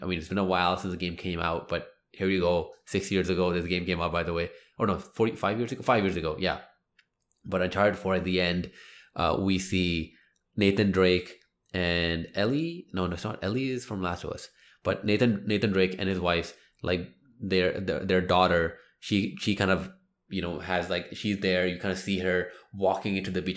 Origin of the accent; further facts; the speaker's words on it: India; me being Indian